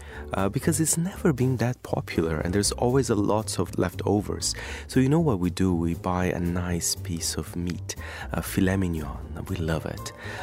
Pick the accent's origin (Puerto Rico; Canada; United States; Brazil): Brazil; moved away; I am indeed from Brazil.